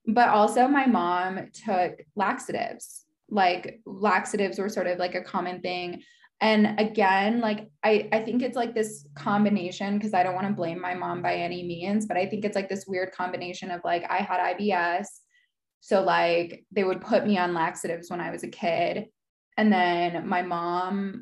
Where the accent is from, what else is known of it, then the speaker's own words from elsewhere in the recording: United States; now in Salt Lake City, United States; I grew up in the States